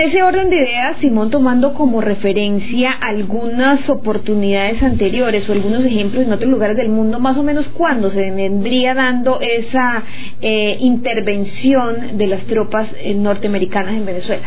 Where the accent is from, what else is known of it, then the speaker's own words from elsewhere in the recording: Arauca, Colombia; lo que los araucanos vamos a recibir